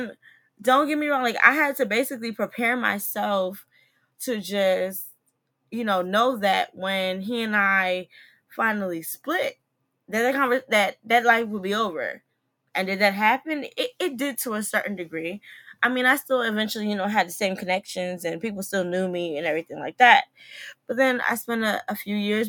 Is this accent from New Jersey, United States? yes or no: yes; New Jersey, United States; now in DMV (Washington, D.C. area), United States; I'm from Jersey